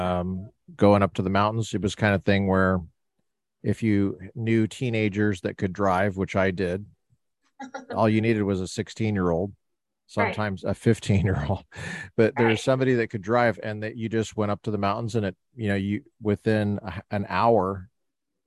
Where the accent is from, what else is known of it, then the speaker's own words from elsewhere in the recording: Colorado, United States; now in California, United States; I'm from Colorado. I grew up in Colorado